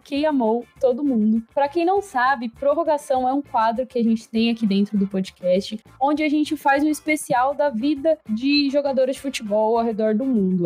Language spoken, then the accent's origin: Portuguese; Brazil; eu sou do Brasil, minha língua nativa não é o inglês